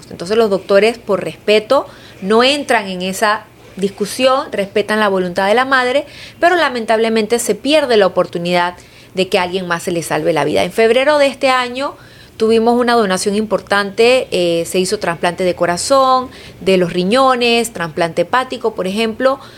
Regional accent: Panama; no tenemos esa conciencia como panameños, como país.

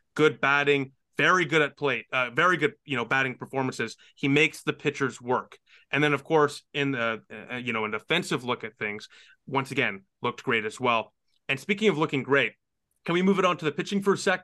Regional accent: Ottawa, Ontario, Canada; where my hometown team plays

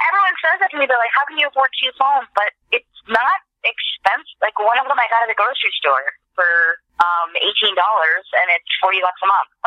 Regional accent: Nova Scotia, Canada; also born or lived in Ottawa; now in Los Angeles, United States; lived in Ottawa for uh, five years, and I am Canadian. I'm originally from Nova Scotia. I've been in LA for a long time

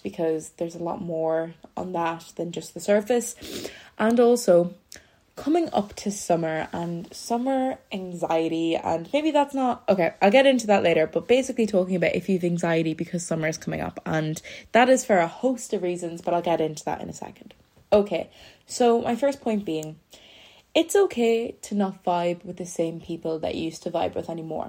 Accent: Ireland; I'm from Ireland. If you don't know me, I'm Irish.

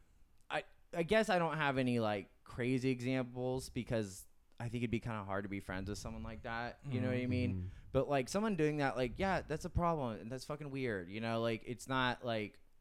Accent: Temecula, California, United States; moved away; we grew up in Temecula

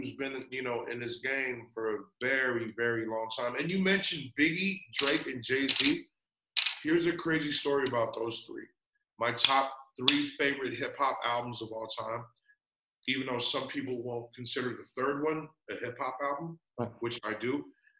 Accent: Philippines; You know, I'm Filipino.

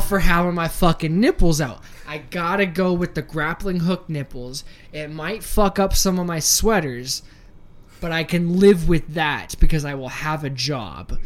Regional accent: Northern Virginia, United States; now in Utah, United States; I come from the DMV. I come from Northern Virginia

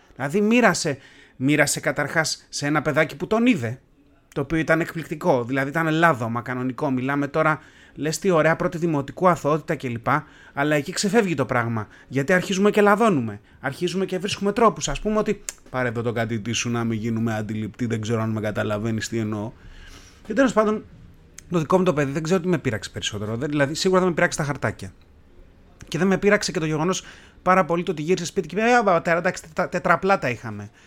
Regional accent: Tavros, Attica, Greece; μεγάλωσα στον Ταύρο

